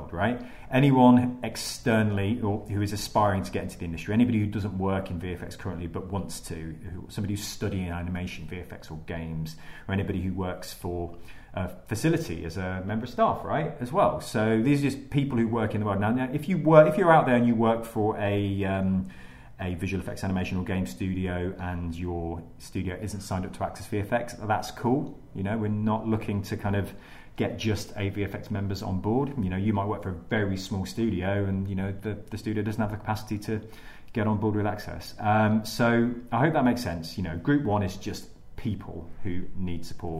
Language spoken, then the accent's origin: English; Leicester, East Midlands, United Kingdom; now in London, United Kingdom; I'm from Leicester